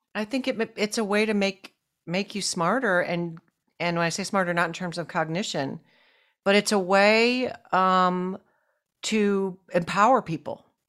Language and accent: English; Buffalo, New York, United States; I grew up in Buffalo, New York